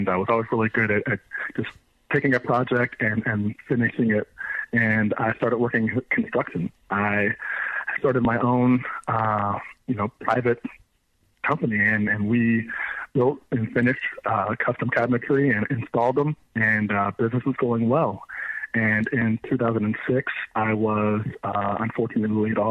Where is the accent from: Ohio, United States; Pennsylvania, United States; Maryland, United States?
Maryland, United States; Frederick; I'm from Maryland. I grew up in Frederick and Montgomery County, Maryland.